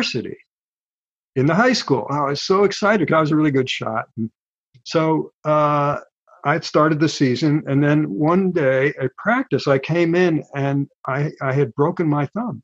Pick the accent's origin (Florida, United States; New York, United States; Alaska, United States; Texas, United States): New York, United States; Hudson; moved away as an adult; also born or lived in Oxford; I grew up in a little town on the Hudson River called Hudson, New York, which is 120 miles north of New York City